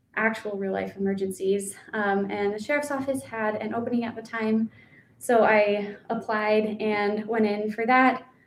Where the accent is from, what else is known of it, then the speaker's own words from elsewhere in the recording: Colorado, United States; now in Idaho, United States; I was from Colorado. I moved up to Idaho.